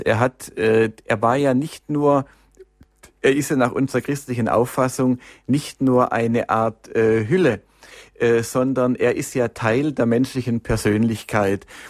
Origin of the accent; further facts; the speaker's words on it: Stuttgart, Baden-Württemberg, Germany; in Stuttgart, in meiner Heimatstadt